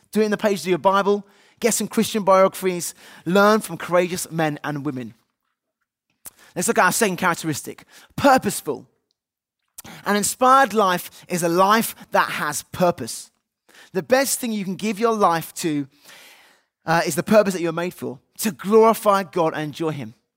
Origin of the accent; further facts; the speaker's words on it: United Kingdom; we're British, they might say British on our passports